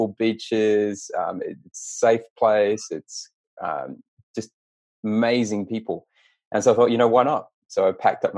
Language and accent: English; Taranaki, New Zealand; now in Canberra, Australia; I grew up in Taranaki as well, so from the same region. Grew up on a farm.